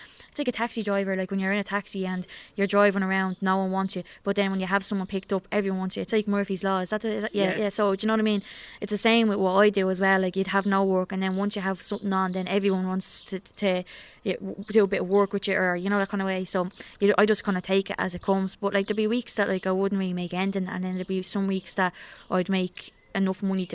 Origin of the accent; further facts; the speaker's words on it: Dublin, Leinster, Ireland; when I would have been growing up in Coolock